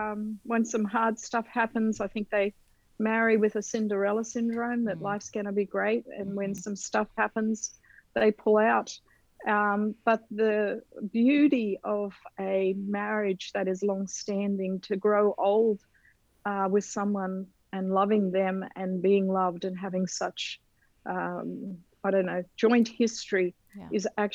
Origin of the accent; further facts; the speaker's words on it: Australia; moved away; We are originally from Australia, but moved here 30 years ago.